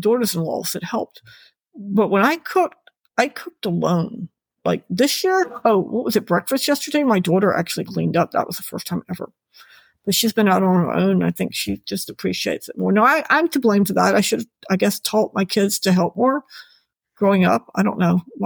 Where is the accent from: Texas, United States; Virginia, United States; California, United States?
Virginia, United States; now in Florida, United States; my home state of Virginia